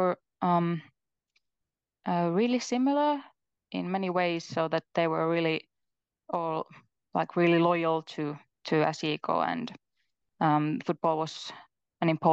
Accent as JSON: {"language": "English", "town": "Mikkeli", "region": "South Savo", "country": "Finland", "moved": "yes", "lives_now": "Jyväskylä, Finland", "said": "I'm from Mikkeli"}